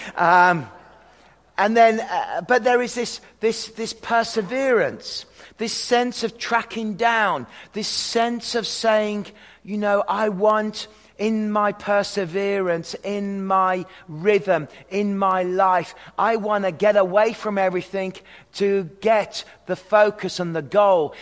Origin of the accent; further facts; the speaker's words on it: hometown of Robert Plant, West Midlands, United Kingdom; moved away; I come from the hometown of the lead singer of the band …, …